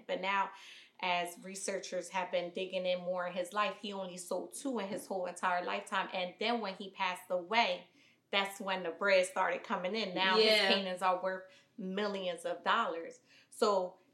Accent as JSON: {"language": "English", "town": "Camden", "region": "New Jersey", "country": "United States", "tie": "born or raised there", "said": "I'm not born and raised in Philly. I'm born and raised in Camden, New Jersey."}